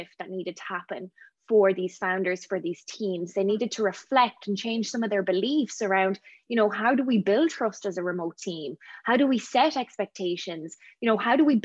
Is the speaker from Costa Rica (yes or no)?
no; Ireland; moved away as an adult; now in Vancouver, Canada; I'm from Ireland